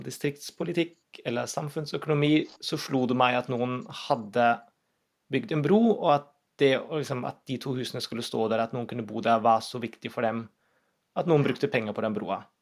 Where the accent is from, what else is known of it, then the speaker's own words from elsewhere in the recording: Berlin, Germany; now in Norway; Jeg er jo født og oppvokst i Tyskland, i Berlin.